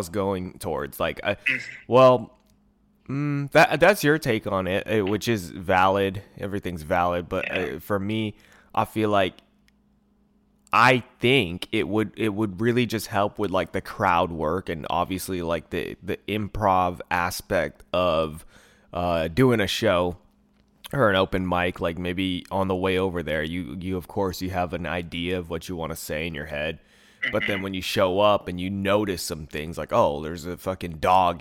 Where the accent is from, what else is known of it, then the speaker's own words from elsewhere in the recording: Bay Area, California, United States; also born or lived in Hayward / San Leandro / Oakland / Antioch; I've always lived in the Bay Area. I was born in Hayward, but I've like moved around. So there's like, I was like in the San Leandro, Oakland area till I was like 8. And then I moved like East Bay, like Antioch.